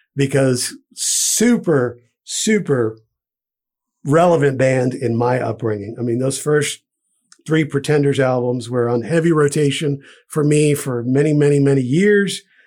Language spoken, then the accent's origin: English; Providence, Rhode Island, United States; where I grew up in Providence in Rhode Island